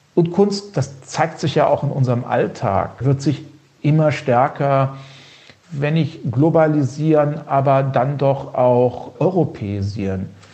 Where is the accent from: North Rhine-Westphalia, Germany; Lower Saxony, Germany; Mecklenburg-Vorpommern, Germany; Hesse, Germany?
Hesse, Germany; Heringen; Meine Heimatstadt in Heringen